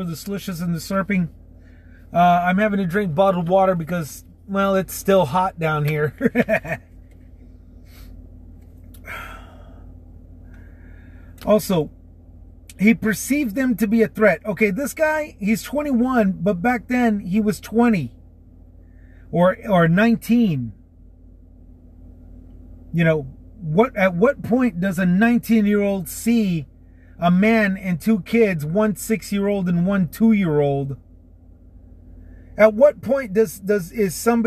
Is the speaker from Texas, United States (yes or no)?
yes; Texas, United States; here in my home state of Texas